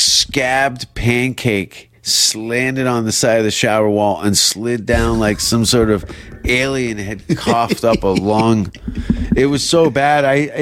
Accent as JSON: {"language": "English", "country": "Canada", "accent": "Canadian", "said": "They hear my accent, they think I've been in a motorcycle accident. Like, the Canadian accent doesn't really fly that well."}